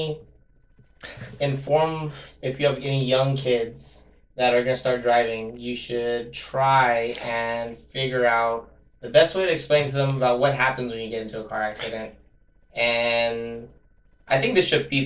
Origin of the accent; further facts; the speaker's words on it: Monterey Park, California, United States; growing up in Monterey Park